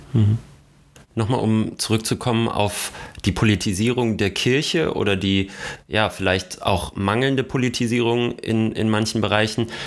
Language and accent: German; North Hesse, Germany; ganz nah an meiner nordhessischen Heimat